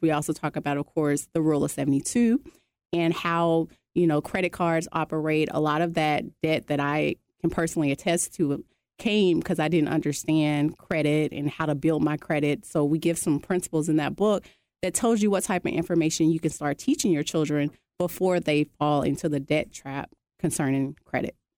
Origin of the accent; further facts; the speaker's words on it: Arkansas, United States; moved away as an adult; now in Georgia, United States; I'm originally from Arkansas. coming here to Georgia